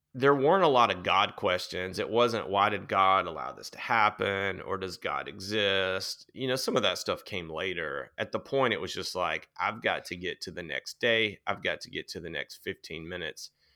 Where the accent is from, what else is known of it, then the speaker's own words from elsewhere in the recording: Nashville, Tennessee, United States; I grew up outside of Nashville, um, kind of in the country back then